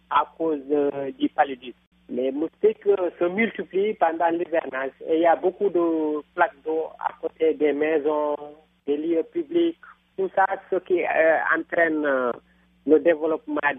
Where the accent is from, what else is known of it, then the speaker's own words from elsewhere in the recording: Senegal; dans mon village natal, il n'y a pas d'électricité.